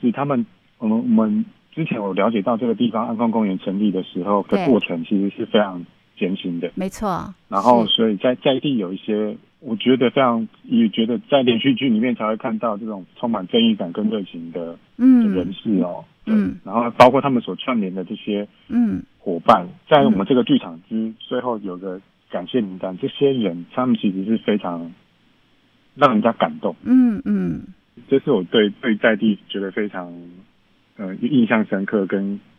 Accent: Hsinchu, Taiwan; 我不是，我是新竹人。

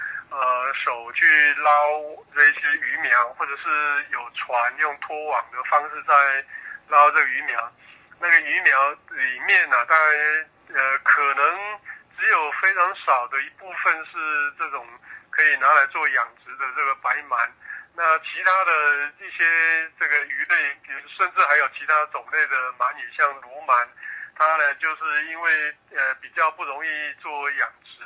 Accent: Taiwan; 那我们台湾人呢

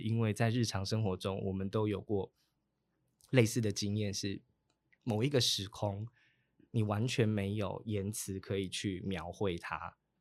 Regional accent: Taitung County, Taiwan; also born or lived in Chishang; 我七岁之前，我在出入部落也住过一段时间，在建和嗯。部落也住过一段时是。间。

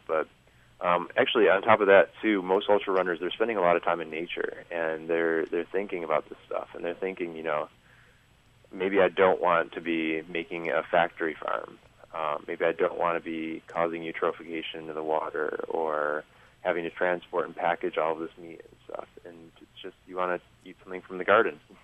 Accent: United States; now in Taiwan; I'm Polish, um, but I'm from America, and I'm here living in Taiwan

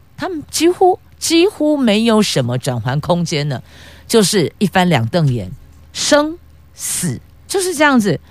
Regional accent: Taiwan; 还好我们是生在台湾

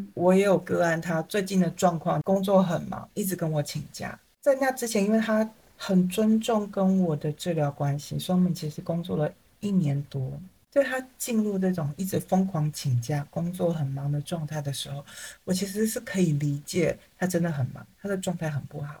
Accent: Taiwan; 我就是一个台湾人

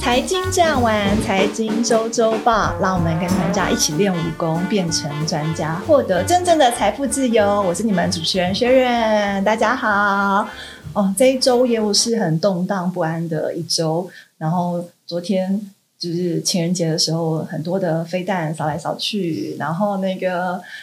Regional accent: Taiwan; 我们台湾这边

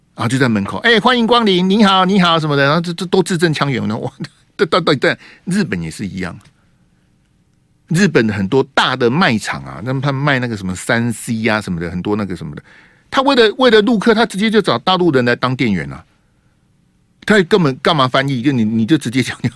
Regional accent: Hualien County, Taiwan; 我的故乡花莲哦

